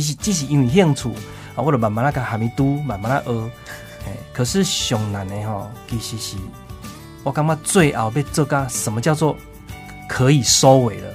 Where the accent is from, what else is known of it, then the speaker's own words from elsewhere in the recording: Taiwan; 我们台湾人